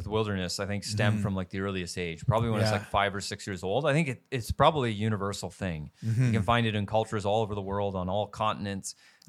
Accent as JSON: {"language": "English", "region": "rural Southern Ontario", "country": "Canada", "tie": "born or raised there", "said": "I grew up in rural Southern Ontario, which I think was a fabulous place to grow up."}